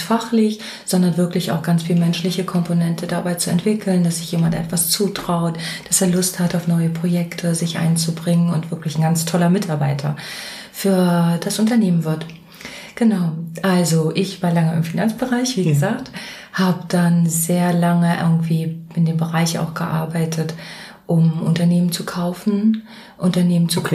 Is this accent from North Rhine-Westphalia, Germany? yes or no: no; Mecklenburg-Vorpommern, Germany; moved away; also born or lived in Hesse; ich bin Mecklenburgerin und ganz so Mecklenburgerin im Herzen.